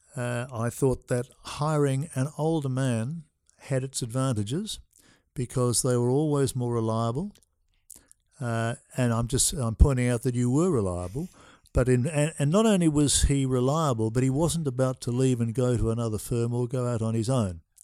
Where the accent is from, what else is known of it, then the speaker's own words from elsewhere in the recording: Melbourne, Victoria, Australia; I was born in Melbourne